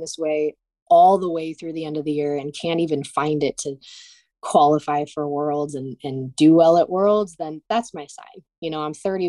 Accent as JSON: {"language": "English", "town": "Cleveland", "region": "Ohio", "country": "United States", "said": "I'm from Cleveland"}